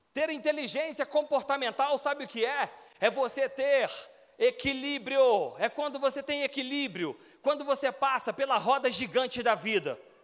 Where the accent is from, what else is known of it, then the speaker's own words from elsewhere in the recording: Belo Horizonte, Minas Gerais, Brazil; moved away as an adult; now in Brasília, Brazil; eu morava em Belo Horizonte, sou natural de BH